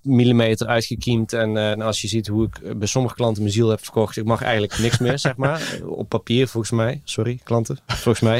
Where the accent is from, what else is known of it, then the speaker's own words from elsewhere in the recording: Greece; now in Netherlands; ik ben gewoon opgegroeid in het Griekenland